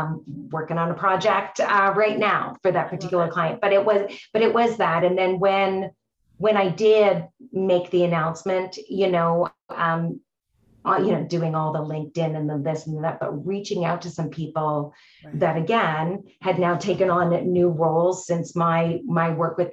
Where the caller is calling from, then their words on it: Canada; I'm joining you from Canada, so another province